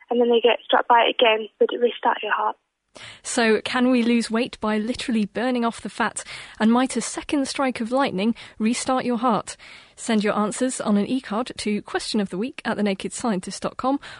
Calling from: Bishop's Stortford, East of England, United Kingdom; Hi, I'm … from Bishop Stortford

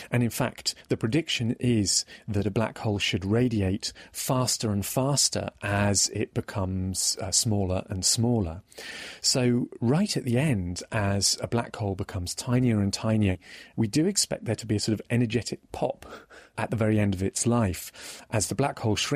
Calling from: Norwich, East of England, United Kingdom; from Norwich.

